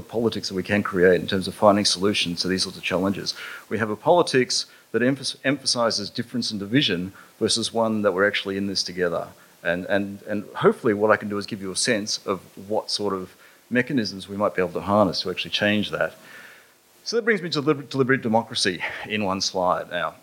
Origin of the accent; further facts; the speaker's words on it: Mossman, Queensland, Australia; I grew up in North Queensland. I actually finished my high school in Mossman, in far, far North Queensland.